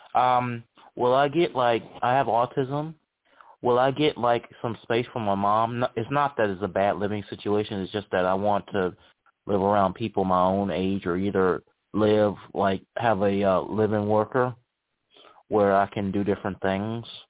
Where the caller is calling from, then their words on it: Charlottesville, Virginia, United States; I'm calling from Charlottesville, Virginia